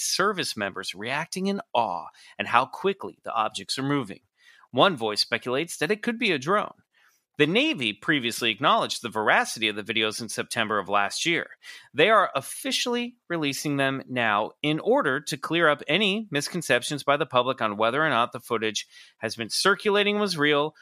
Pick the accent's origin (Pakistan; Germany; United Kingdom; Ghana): United Kingdom; Scotland; I'm Scottish